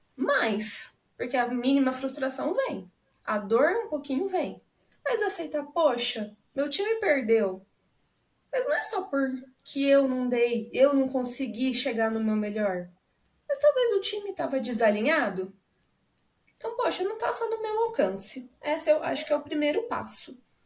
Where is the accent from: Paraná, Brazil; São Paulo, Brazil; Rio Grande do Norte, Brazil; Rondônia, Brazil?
Paraná, Brazil; Londrina; sou da cidade de Londrina, aqui no Paraná